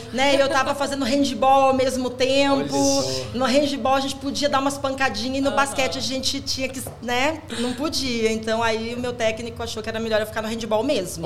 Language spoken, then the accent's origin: Portuguese; Ijuí, Rio Grande do Sul, Brazil; Eu nasci no Rio Grande do Sul, em Juí